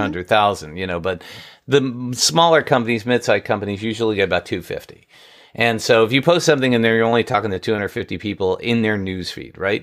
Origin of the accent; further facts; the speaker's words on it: New York, United States; I grew up in New York